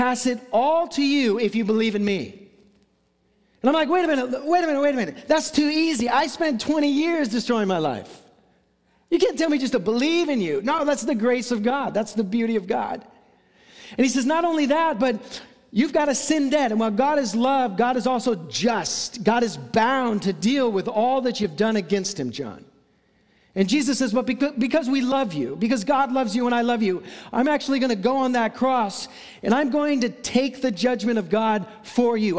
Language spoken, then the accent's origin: English; Seattle, Washington, United States; growing up in Seattle